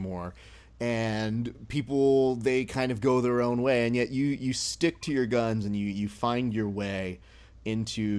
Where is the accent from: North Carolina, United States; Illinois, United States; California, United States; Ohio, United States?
California, United States; Hacienda Heights; I'm from Hacienda Heights. So I know that little world.